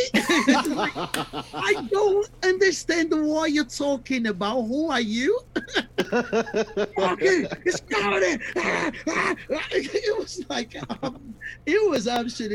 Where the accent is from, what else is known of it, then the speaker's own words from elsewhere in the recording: Brazil; I'm from Brazil.